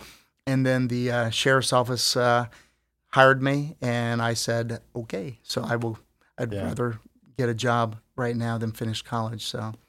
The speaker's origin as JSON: {"language": "English", "country": "Philippines", "tie": "born there", "also_born_or_lived": "New York", "said": "We're in the Philippines. I was born in the Philippines. I spent some time in New York and in third grade"}